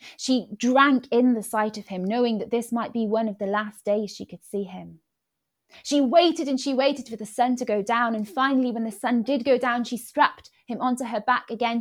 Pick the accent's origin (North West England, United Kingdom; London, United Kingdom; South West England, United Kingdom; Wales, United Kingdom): Wales, United Kingdom; first language Welsh and English; moved away as an adult; also born or lived in Birmingham; I grew up in Wales. I grew up speaking Welsh and English